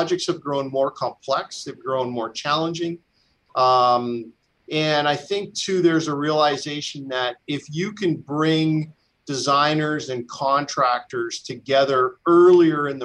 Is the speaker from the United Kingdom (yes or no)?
no; British Columbia, Canada; our province, and I'm a British Columbian